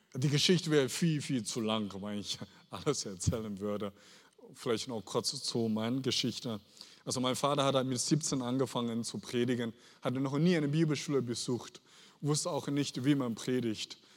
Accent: Henan, China; German is a second language; now in Germany; ich bin aufgewachsen in China, in äh, Henan, Henan Provinz, südlich

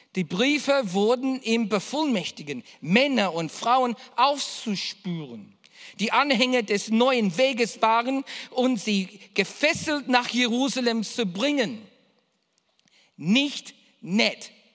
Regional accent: Australia; ich bin Australier

